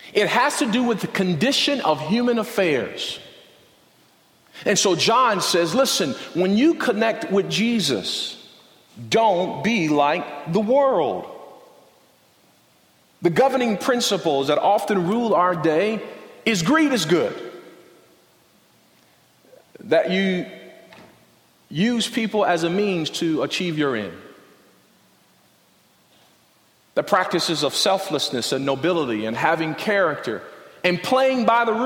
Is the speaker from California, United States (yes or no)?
yes; Compton, California, United States; I grew up in Compton, South Central